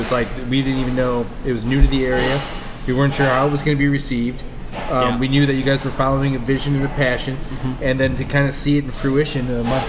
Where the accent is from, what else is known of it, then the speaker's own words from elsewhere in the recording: United States; As an American, when I hear Greek, and an American, I mean Polish, Italian immigrant son, fourth generation, right?